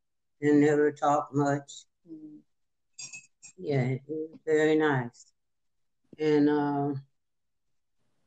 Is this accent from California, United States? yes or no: yes; San Fernando Valley and Compton, California, United States; I grew up in San Fernando Valley, California, part of the way, and then in Compton, California.